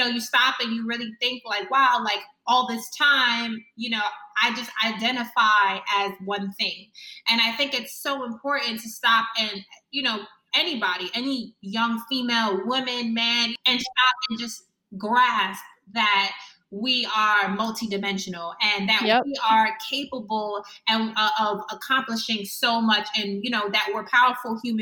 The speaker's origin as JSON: {"language": "English", "region": "New York", "country": "United States", "said": "I'm from New York, got scouted, finished high school."}